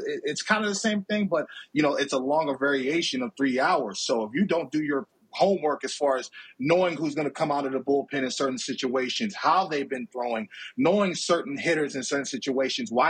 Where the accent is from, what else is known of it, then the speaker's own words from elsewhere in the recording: Oakland, California, United States; also born or lived in Alameda, California; I'm from Oakland, California